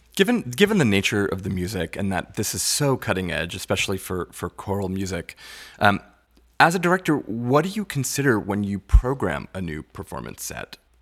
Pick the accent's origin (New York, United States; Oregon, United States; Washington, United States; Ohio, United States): New York, United States; Long Island; I grew up on Long Island